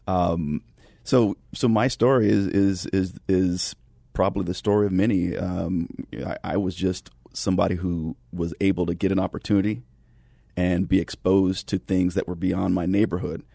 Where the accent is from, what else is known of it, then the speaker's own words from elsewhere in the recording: California, United States; I grew up in California in the nineties